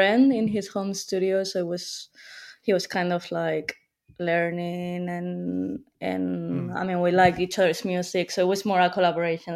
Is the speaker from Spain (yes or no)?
yes; Madrid, Community of Madrid, Spain; moved away as an adult; now in London, United Kingdom; I'm from Madrid. I just moved to London for university, but I lived all my life in Madrid until I was 18.